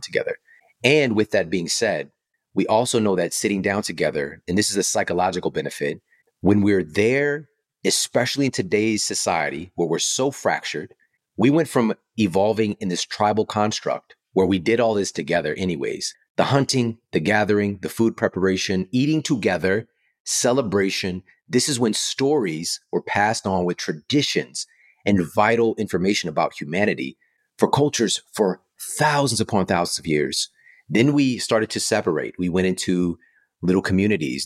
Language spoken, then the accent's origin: English; St. Louis, Missouri, United States; I'm from Saint Louis, so Monsanto would come to the job fairs at my university